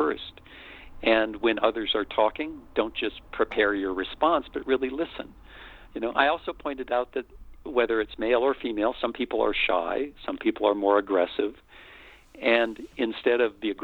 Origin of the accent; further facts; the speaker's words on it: United States; I'm white, I'm male, I'm American